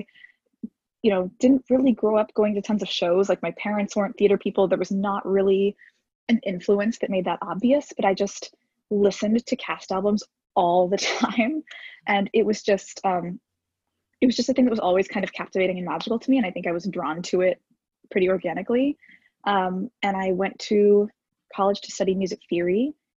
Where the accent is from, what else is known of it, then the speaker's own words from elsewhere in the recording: Texas, United States; now in New York, United States; I grew up in Texas.